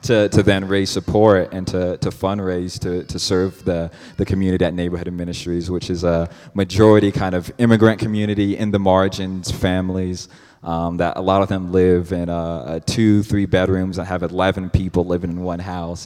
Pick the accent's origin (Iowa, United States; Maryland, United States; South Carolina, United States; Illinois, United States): Iowa, United States; Cedar Rapids; now in Phoenix, United States; I'm from Cedar Rapids, Iowa is where I was born.